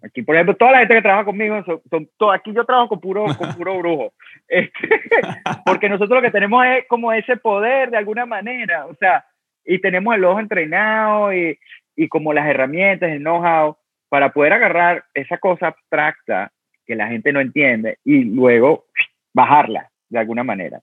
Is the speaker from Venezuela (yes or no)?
yes; Venezuela; also born or lived in Italy; now in New York, United States; yo soy de Venezuela y soy del trópico